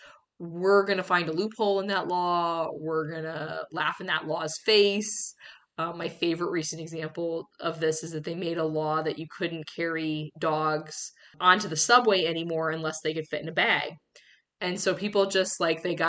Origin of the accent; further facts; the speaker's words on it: New York, United States; as a New Yorker